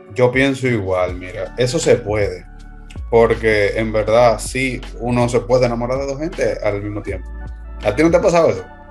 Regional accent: Dominican Republic; nosotros somos de República Dominicana

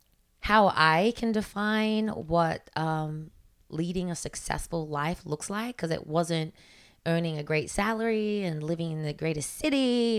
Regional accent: New York, United States; now in Los Angeles, United States; I mean, I came from New York with like barely nothing.

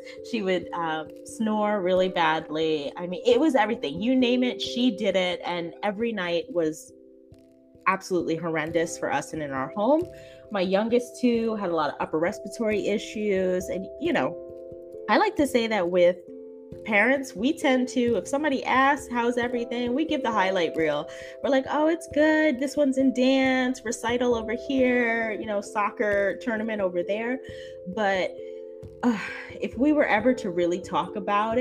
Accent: New Jersey, United States; I am from Jersey. I'm a Jersey girl all the way

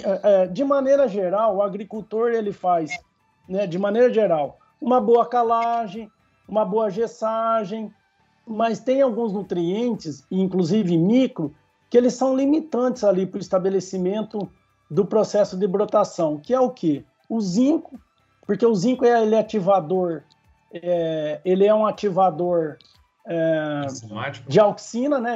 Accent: Nipoã, São Paulo, Brazil; also born or lived in São José do Rio Preto / Monte Aprazível / José Bonifácio; Eu nasci em São José do Rio Preto, mas fui morar já numa cidade pequena que chama Nipuã, porque minha mãe era professora nessa cidade. Depois minha mãe foi é, assistente diretor lá. E aí é, eu fiquei lá até os nove anos

